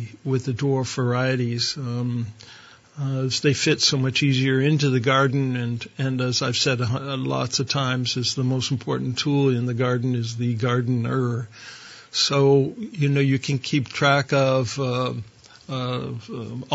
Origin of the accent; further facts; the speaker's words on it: Ohio, United States; I grew up in Ohio